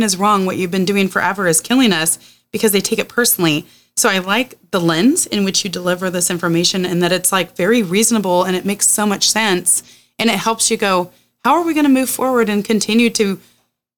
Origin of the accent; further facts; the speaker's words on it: the Oregon coast, United States; I grew up on the Oregon coast, so salmon fishing is legacy to my family